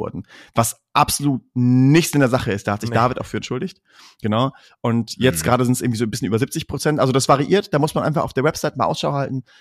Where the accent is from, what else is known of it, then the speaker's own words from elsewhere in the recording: Münster, North Rhine-Westphalia, Germany; wir sind aus Münster